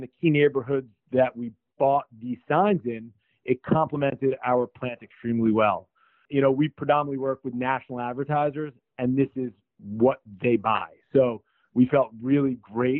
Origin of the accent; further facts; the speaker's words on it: New York, United States; I'm a New Yorker, and I look forward to raising my family in this city